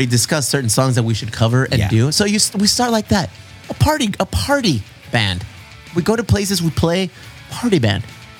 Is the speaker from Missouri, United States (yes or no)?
no; Chula Vista, California, United States